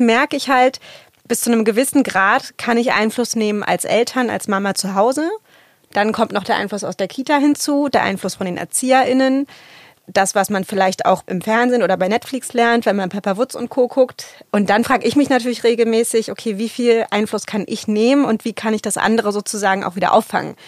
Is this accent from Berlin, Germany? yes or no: yes; Berlin, Germany; ich bin im Plattenbau in Berlin-Lichtenberg aufgewachsen, als Kind afghanischer Einwanderer